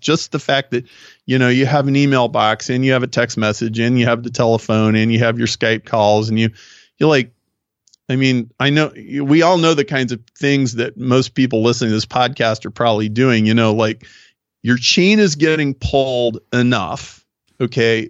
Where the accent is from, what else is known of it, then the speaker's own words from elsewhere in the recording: Nebraska, United States; now in Chicago, United States; I grew up in Nebraska, I live in Chicago, so I'm a very Midwestern guy